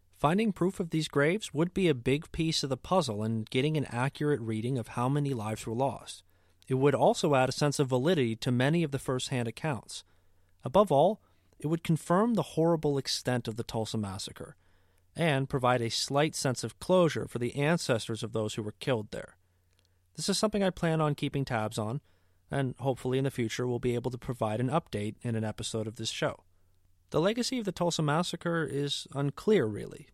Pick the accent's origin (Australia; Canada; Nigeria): Canada; As a Canadian